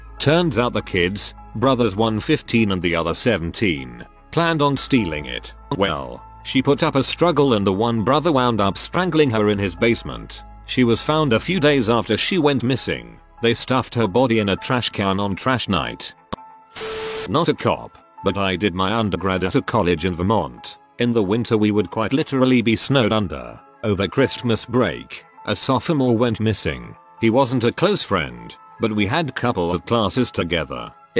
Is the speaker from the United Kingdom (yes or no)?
no; Russia; Similar story from my growing up in Russia, sort of big town, had a university nearby as well.